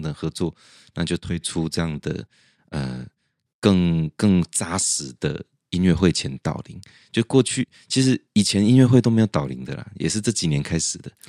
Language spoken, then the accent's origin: Chinese; central Taiwan, Taiwan; moved away; also born or lived in Taipei; 我在中部成，读书成长